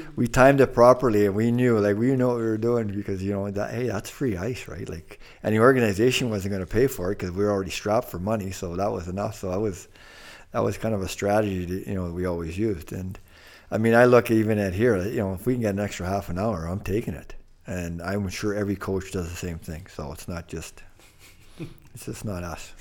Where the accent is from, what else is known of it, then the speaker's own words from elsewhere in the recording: Thunder Bay, Ontario, Canada; where our high school is located, right across the street, was a psychiatric ward, a big one, the main one in, in Port Arthur